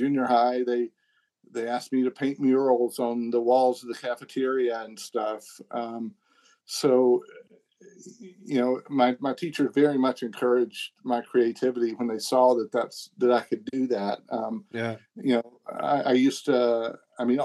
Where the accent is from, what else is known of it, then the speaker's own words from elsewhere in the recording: the South, United States; accent: Southern; I'm from the South and, I remember one time I was dealing with executives at Warner Brothers and I found out that they just loved my Southern accent